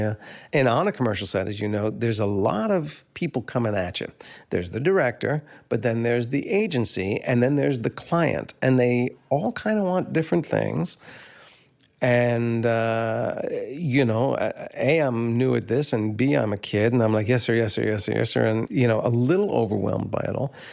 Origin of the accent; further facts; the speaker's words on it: Livingston, New Jersey, United States; also born or lived in Maplewood; we moved from Maplewood to Livingston in that year